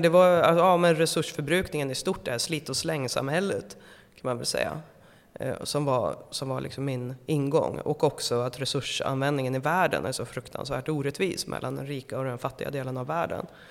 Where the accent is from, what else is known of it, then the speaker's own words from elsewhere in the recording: Eskilstuna, Södermanland, Sweden; jag kommer från Eskilstuna